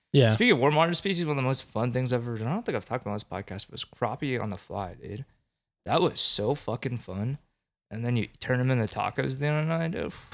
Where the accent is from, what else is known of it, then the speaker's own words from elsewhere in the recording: East Coast, United States; Hey, I grew up on the East Coast where everything's fucking green.